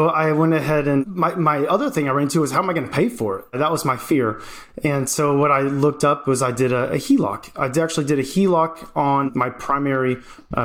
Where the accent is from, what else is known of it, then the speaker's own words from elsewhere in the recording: Georgia, United States; moved away as an adult; now in Oklahoma, United States; I'm from Georgia and I moved from Oklahoma with my family